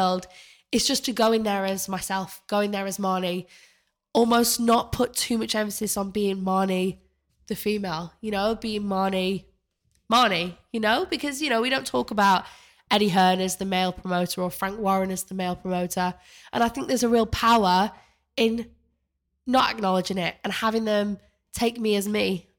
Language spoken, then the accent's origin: English; Manchester, North West England, United Kingdom; moved away as an adult; now in London, United Kingdom; I came to London, uh, when I was eighteen after I grew up in Manchester